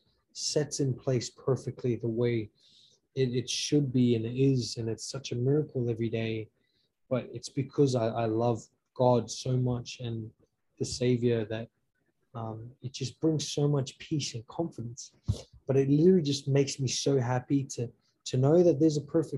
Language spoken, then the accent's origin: English; Australia; moved away as an adult; now in United States; I'm a native Australian, all the way from Australia.